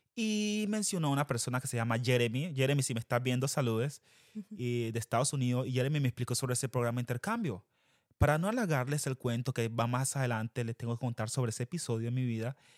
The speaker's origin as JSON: {"language": "Spanish", "town": "Quibdó", "region": "Chocó", "country": "Colombia", "tie": "born or raised there", "moved": "as an adult", "lives_now": "United States", "said": "nosotros fuimos criados en Quibdó Chocó. Colombia."}